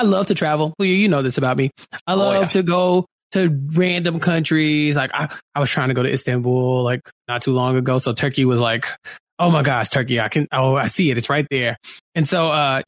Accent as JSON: {"language": "English", "country": "United States", "said": "I'm an American"}